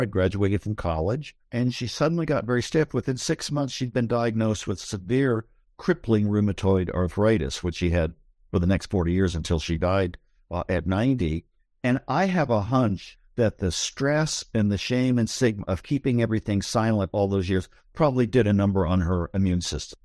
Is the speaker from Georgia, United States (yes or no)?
no; Columbus, Ohio, United States; now in Berkeley, United States; I grew up in the Midwest. I grew up in Columbus, Ohio.